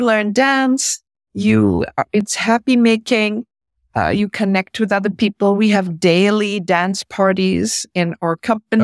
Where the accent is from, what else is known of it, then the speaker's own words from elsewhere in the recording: India; moved away; also born or lived in San Francisco, United States; As my dad is Indian and I grew up in India